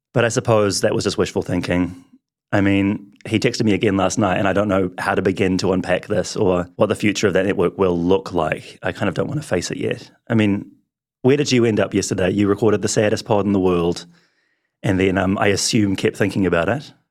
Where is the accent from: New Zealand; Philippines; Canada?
New Zealand; Wellington; I grew up in Wellington